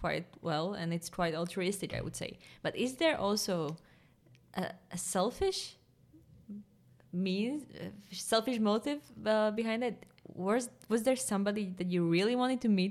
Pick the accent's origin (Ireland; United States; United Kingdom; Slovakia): Slovakia